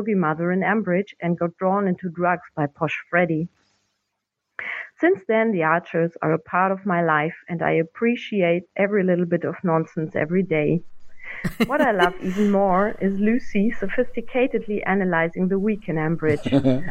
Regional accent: Germany; from Germany. I mean, I really am German

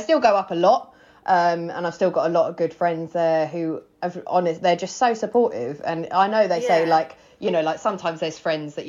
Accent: Worthing, South East England, United Kingdom; also born or lived in London / Wales / Greece; I grew up in Worthing

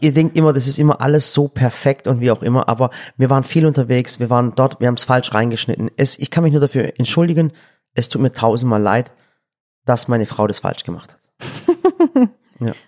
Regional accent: Swabia, Germany; ich bin Schwabe

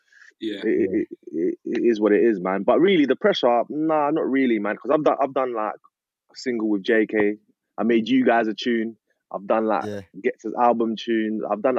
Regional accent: London, United Kingdom; now in Essex, United Kingdom; Like, raised in East Ham. Like, so I was born in Newham General Hospital. So from then I moved there. And then, so since then I've been here.

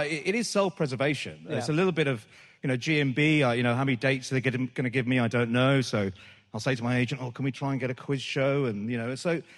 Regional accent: Birmingham, West Midlands, United Kingdom; I grew up in National Front Yardley

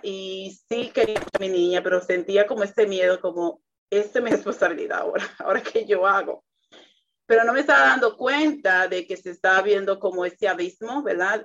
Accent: Dominican Republic; para mi cultura, que soy dominicana

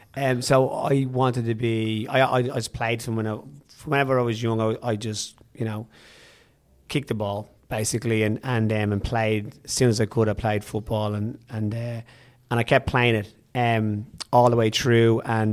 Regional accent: Dublin, Leinster, Ireland; Growing up in Dublin, it was, you know, I had my family were either music or sport.

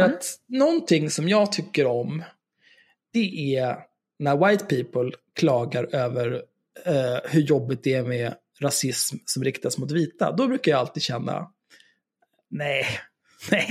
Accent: Stockholm, Stockholm County, Sweden; jag är född och uppvuxen på Söder

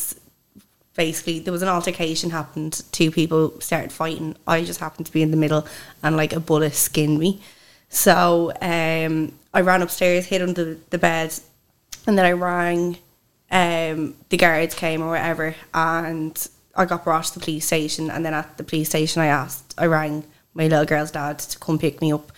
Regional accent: Swords, Leinster, Ireland; I come from Dublin.

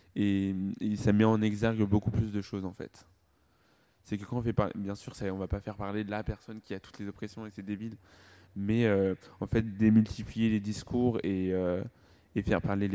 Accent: Rwanda; je suis rwandais

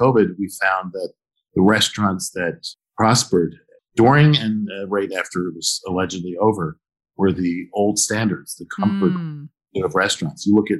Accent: Philadelphia, Pennsylvania, United States; So I think my favorite restaurant is the restaurant that I grew up with in South Philadelphia, which is like the Brooklyn of Philly, sort of an Italian neighborhood.

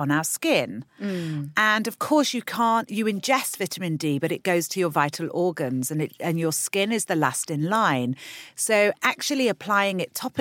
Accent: London, United Kingdom; we're from London

